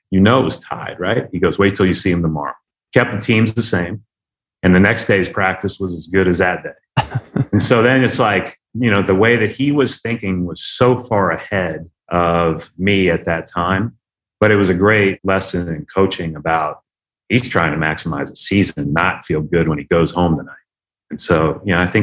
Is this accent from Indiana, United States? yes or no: yes; Indiana, United States; we grew up in the Knight Katie era in Indiana